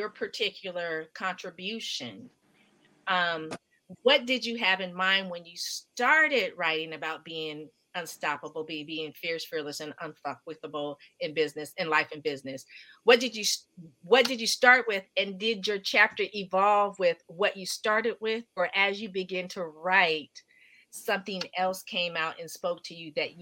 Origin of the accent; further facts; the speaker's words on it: Palo Alto, California, United States; growing up in Palo Alto going to school